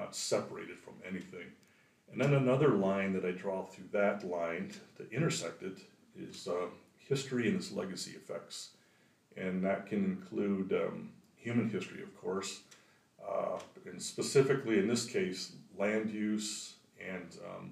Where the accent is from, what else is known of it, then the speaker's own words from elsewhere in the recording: just north of Grand Rapids, Michigan, United States; also born or lived in South Dakota / Minnesota; now in Paul Smiths, New York, United States; I'm originally from Michigan, and I grew up just north of Grand Rapids, Michigan